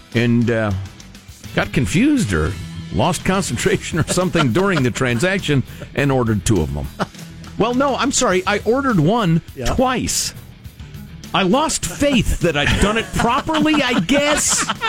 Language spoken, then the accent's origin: English; Chicago, Illinois, United States; I grew up in Chicago and went to the Brookfield Zoo